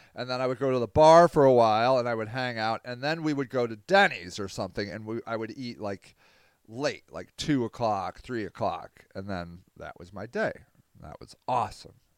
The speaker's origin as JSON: {"language": "English", "town": "Akron", "region": "Ohio", "country": "United States", "tie": "born or raised there", "said": "Akron, my hometown marathon."}